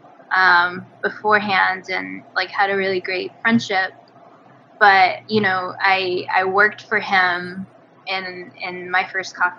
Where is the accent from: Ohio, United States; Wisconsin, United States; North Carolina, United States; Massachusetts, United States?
North Carolina, United States; Cherokee; also born or lived in Tijuana, Mexico / San Antonio, Texas / Durham, North Carolina; when I was 10, we moved from San Antonio to Cherokee, North Carolina